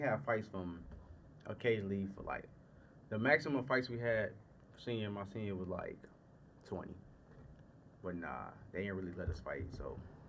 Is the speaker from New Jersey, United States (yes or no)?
no; Gary, Indiana, United States; also born or lived in Saginaw, Michigan / Merrillville, Indiana; So growing up in Gary, because I was born in Saginaw, Michigan. Mm-hmm. So they moved me to Gary with my grandpa